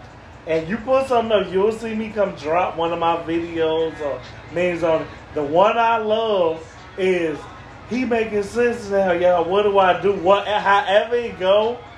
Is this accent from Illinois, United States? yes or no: yes; Chicago, Illinois, United States; I'm from the north side.